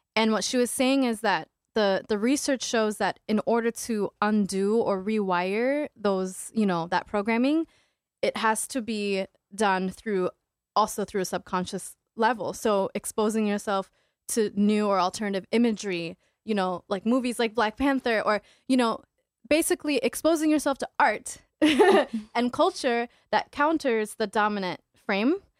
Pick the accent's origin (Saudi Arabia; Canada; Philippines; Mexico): Saudi Arabia; now in Minneapolis–Saint Paul, United States; my identity being Ethiopian and Eritrean and Muslim and growing up in Saudi Arabia